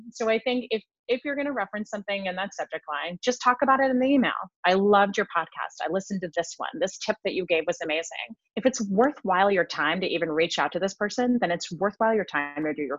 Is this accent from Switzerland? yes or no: yes; Switzerland; English is a second language; So I'm originally from Switzerland, although mm-hmm. I have no accent because I learned English when I was a peanut.